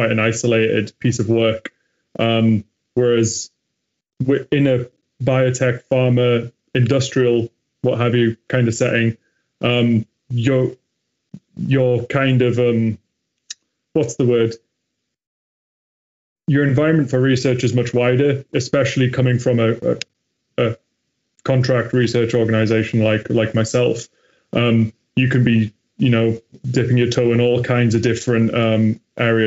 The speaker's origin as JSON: {"language": "English", "town": "Newcastle upon Tyne", "region": "North East England", "country": "United Kingdom", "tie": "born or raised there", "said": "my hometown in Newcastle"}